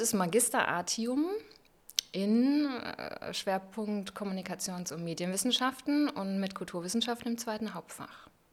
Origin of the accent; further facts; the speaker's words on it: Bodenwerder, Lower Saxony, Germany; also born or lived in Hamelin; Da bin ich ja. geboren und aufgewachsen, an der schönen Weser